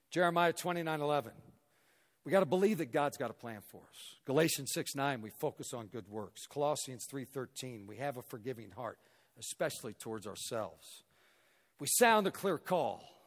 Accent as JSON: {"language": "English", "town": "Raytown", "region": "Missouri", "country": "United States", "tie": "born or raised there", "moved": "yes", "lives_now": "Denver, United States", "said": "I grew up in Raytown, Missouri, a suburb of Kansas City"}